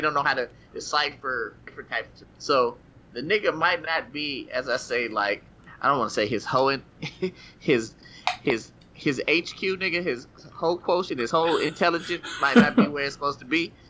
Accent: Tennessee, United States; I grew up in Tennessee

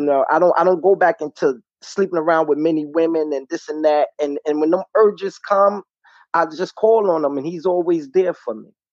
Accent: New York City, New York, United States; moved away as an adult; now in Connecticut, United States; I'm from Brooklyn, New York.

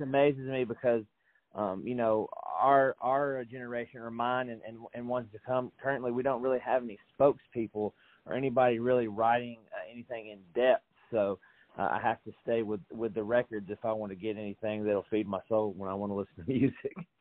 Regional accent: Franklin, Tennessee, United States; I'm from Franklin, Tennessee

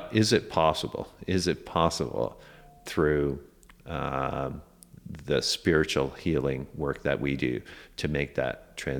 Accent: Canada; like a popular wellness center in the city I grew up in Canada.

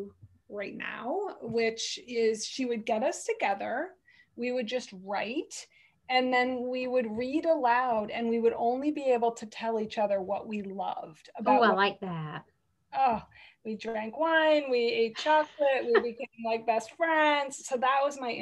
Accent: Connecticut, United States; I grew up in Connecticut, so I'd been in and out of the city all my life

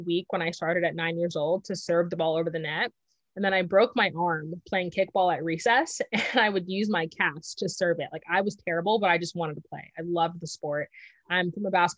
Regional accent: Southern California, United States; also born or lived in Washington; I grew up in Southern California, so it's a very popular sport here

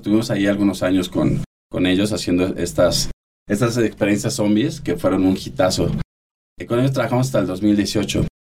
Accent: Mexico City, Mexico; orgullosamente, orgullosamente chilangos

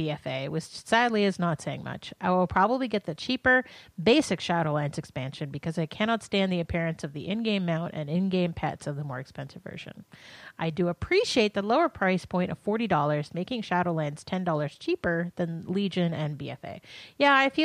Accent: Northern Ontario, Canada; moved away; also born or lived in Manitoba; I grew up in Northern Ontario.

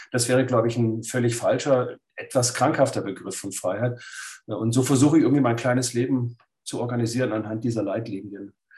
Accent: Lake Constance, Baden-Württemberg, Germany; ich bin am Bodensee aufgewachsen als Schwabe.

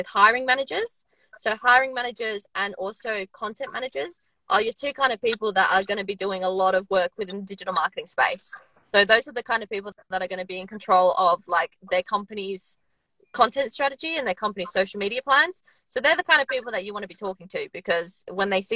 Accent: Australia; moved away as an adult; now in United Kingdom; I'm in the UK at the moment, but I'm from Australia

